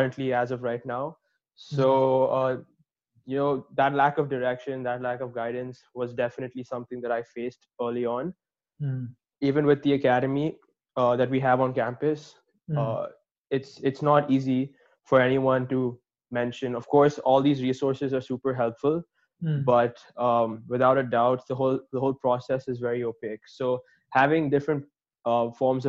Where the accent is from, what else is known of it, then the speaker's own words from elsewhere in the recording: Dubai, United Arab Emirates; moved away as an adult; now in Illinois, United States; I'm from Dubai, and which is why I'm an international student, and I currently study at the University of Illinois